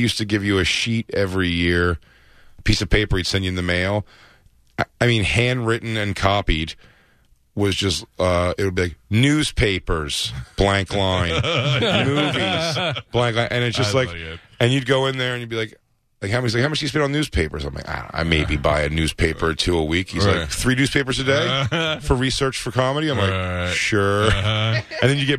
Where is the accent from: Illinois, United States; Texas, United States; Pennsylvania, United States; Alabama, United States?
Pennsylvania, United States; Philadelphia; born or raised there